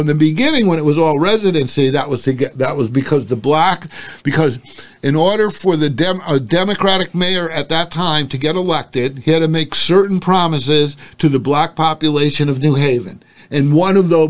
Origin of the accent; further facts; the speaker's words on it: New Haven, Connecticut, United States; When I was young, I grew up in New Haven for like 6 years. Then we moved to a contiguous town